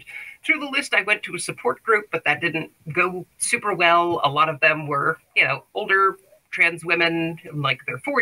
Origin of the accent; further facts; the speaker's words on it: the South, United States; I was raised in the South by a conservative family